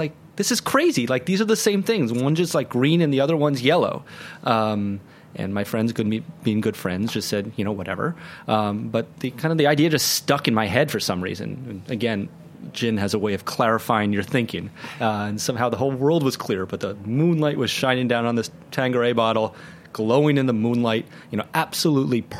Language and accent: English; New York City, New York, United States; I'm from New York City